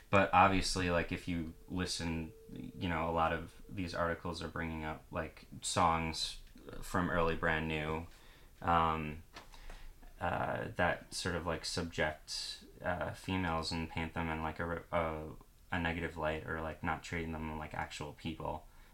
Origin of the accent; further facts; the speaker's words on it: Long Island, New York, United States; one of the most important records of my life, you know, growing up on Long Island, you know.